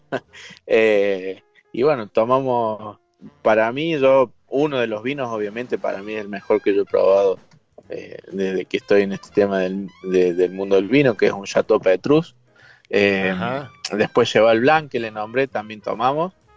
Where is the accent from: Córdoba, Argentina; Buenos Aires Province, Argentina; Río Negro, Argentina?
Córdoba, Argentina; Traslasierra; muy cerquita de mi pueblo natal